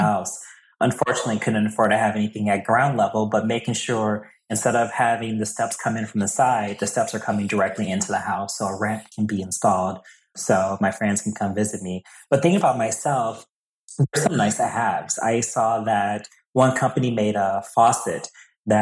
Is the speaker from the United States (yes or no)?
yes; Milwaukee, Wisconsin, United States; moved away as an adult; now in New England, United States; I'm originally from Milwaukee